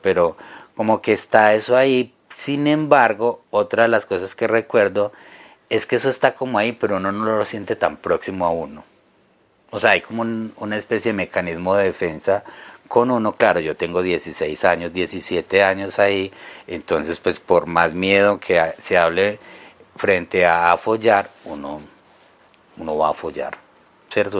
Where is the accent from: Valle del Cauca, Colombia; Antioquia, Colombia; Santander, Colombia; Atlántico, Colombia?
Antioquia, Colombia; Caldas; yo soy de, de Caldas, Antioquia, pues al suroeste de Medellín